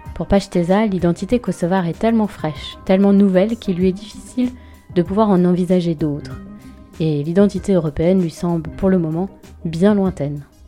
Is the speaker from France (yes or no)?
yes; France; je suis française, européenne et je vis dans l'Union européenne